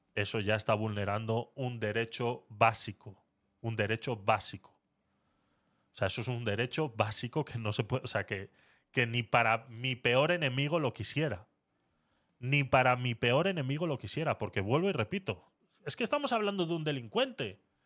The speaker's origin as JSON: {"language": "Spanish", "town": "Vitoria-Gasteiz", "region": "Basque Country", "country": "Spain", "tie": "born or raised there", "said": "cuando era pequeño en Vitoria eh, teníamos un psicólogo en el colegio"}